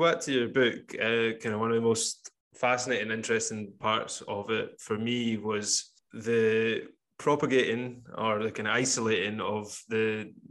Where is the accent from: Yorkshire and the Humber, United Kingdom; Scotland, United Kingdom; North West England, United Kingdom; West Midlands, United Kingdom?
Scotland, United Kingdom; Campbeltown; where I come from Campbeltown, so I'll always refer everything back to Springbank whiskey.